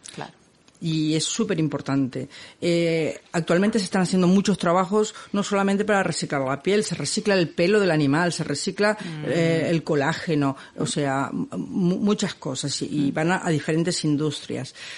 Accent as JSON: {"language": "Spanish", "country": "Argentina", "moved": "yes", "lives_now": "Catalonia, Spain", "said": "Yo soy argentina"}